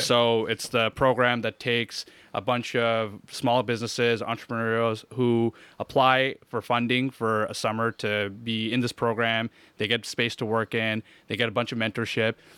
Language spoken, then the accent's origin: English; Hawkesbury, Ontario, Canada; moved away; also born or lived in Montreal / Orleans; I was born in Montreal, but I grew up most of my life in Hawkesbury